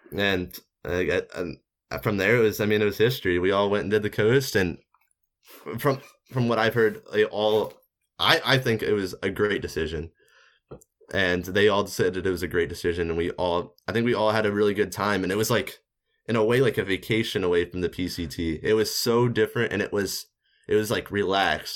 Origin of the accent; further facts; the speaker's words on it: Missouri, United States; I'm from Missouri